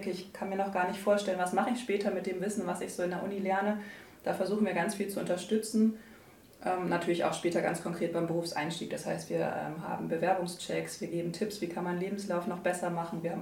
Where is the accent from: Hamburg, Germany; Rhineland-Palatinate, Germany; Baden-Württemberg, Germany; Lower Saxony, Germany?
Lower Saxony, Germany; Buxtehude; born there; Ja, genau. Ich bin sogar in Buxtehude geboren.